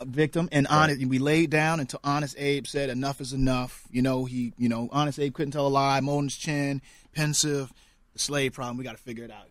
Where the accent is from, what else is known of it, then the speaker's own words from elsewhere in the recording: Norfolk, Virginia, United States; I grew up in Norfolk, 42 miles east of, of Southampton County